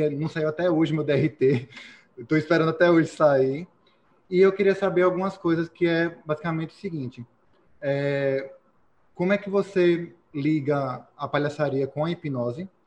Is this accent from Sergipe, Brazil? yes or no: yes; Aracaju, Sergipe, Brazil; sou aqui de Aracaju, Sergipe.